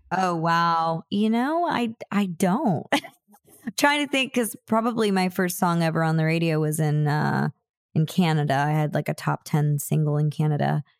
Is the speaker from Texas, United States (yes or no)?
yes; Houston, Texas, United States; moved away; I was born in Houston